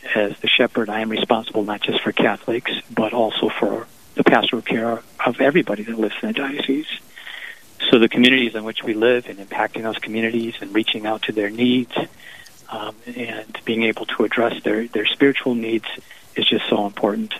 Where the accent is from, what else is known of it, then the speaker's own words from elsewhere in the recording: Appleton, Wisconsin, United States; moved away as an adult; now in Duluth, United States; my, my hometown of Appleton